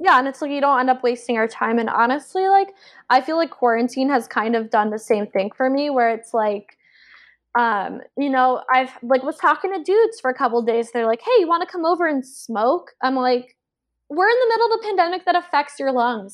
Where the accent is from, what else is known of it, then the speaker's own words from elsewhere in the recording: Georgia, United States; moved away; also born or lived in South Carolina; I grew up on the East Coast and I was raised in Georgia and went to school in South Carolina